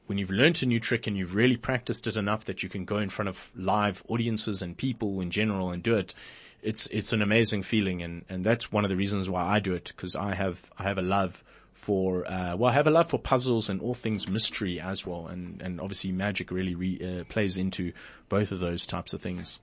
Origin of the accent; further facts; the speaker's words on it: Port Elizabeth, Eastern Cape, South Africa; in my hometown, Port Elizabeth, where I'm from